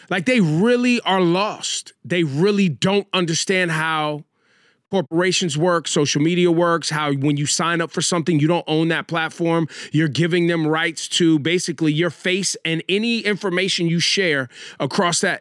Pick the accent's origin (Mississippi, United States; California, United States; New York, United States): California, United States; Northern; I grew up in Northern California